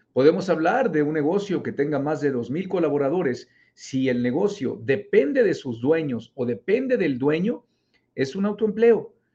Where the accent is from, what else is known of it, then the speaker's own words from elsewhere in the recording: Mexico; also born or lived in Monterrey, Nuevo León; Yo vivo en México, yo soy mexicano, vivo en Monterrey, Nuevo León